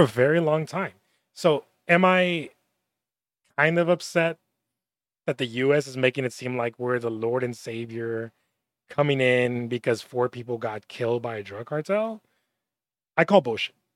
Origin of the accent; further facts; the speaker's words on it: Laredo, Texas, United States; also born or lived in Austin; I'm from Laredo